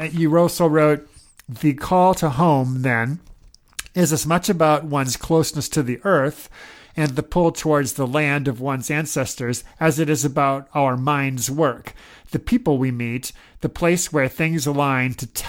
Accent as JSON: {"language": "English", "town": "Omaha", "region": "Nebraska", "country": "United States", "tie": "born or raised there", "moved": "yes", "said": "I was born and raised in Omaha, Nebraska"}